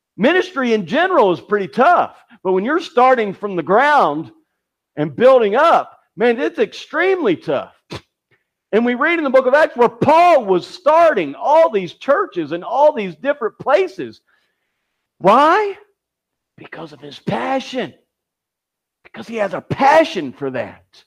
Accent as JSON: {"language": "English", "region": "Kentucky", "country": "United States", "tie": "born or raised there", "said": "my hometown to the, the World Chicken Festival that they have in, in Kentucky"}